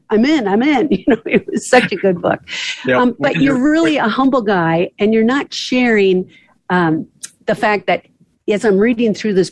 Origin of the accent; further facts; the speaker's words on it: Midwest, United States; I was raised in the Midwest